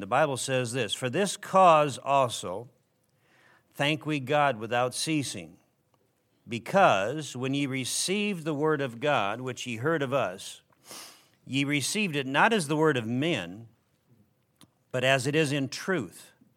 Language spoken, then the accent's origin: English; Minnesota, United States; where I grew up in Minnesota